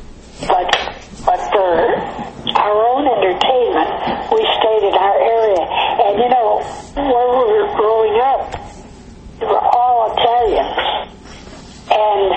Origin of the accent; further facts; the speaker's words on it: Chicago, Illinois, United States; moved away as an adult; also born or lived in Connecticut / Romeoville, Illinois; I loved everything about Chicago. And I was so glad when I went back there to live